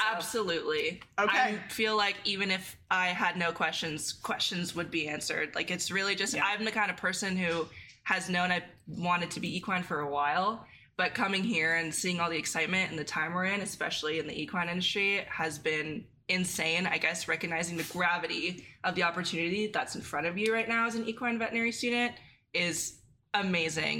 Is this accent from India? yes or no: no; San Diego, California, United States; I'm originally from San Diego